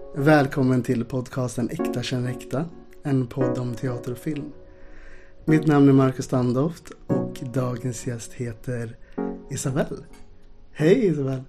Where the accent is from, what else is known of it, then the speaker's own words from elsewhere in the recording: Ulricehamn, Västra Götaland, Sweden; moved away; då bodde jag i Ulricehamn där jag är uppvuxen